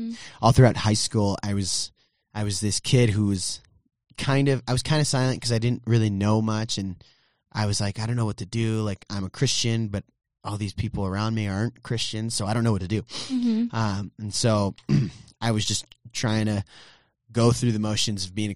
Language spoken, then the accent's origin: English; Brownsville, Texas, United States; also born or lived in Southern California / Farmers Branch, Texas; my birthplace or hometown, if you will, is Brownsville, Texas. So I'm a Texan through and through